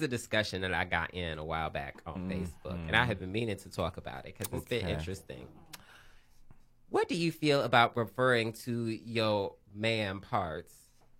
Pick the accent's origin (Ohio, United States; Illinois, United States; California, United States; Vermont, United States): Ohio, United States; moved away; I am from Ohio